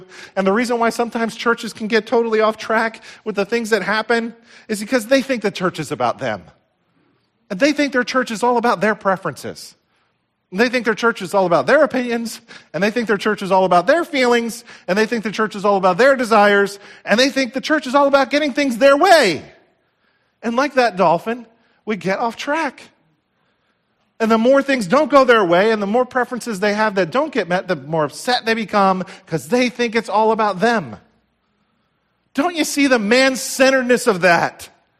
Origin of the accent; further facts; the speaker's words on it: United States; I grew up right here in Somerset County. This is home for me. My heart breaks for this area and the problems that we see.